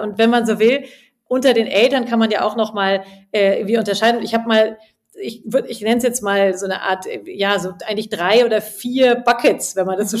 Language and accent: German; Munich, Bavaria, Germany; moved away as an adult; also born or lived in England / Spain / India; ich komme ja aus München und habe auch mein Collective jetzt hier in München